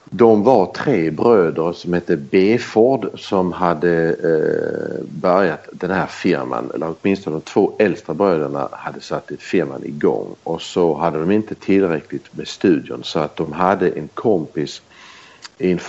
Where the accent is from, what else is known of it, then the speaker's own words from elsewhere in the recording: Belgium; born there; Jag har aldrig bott i Sverige. Jag är inte född i Sverige. Jag är född i Belgien. När mina föräldrar var utstationerade där.